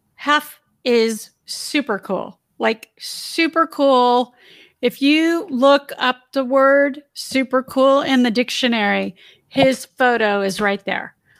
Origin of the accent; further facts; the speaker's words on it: Torrance, California, United States; I grew up in the South Bay area in Torrance.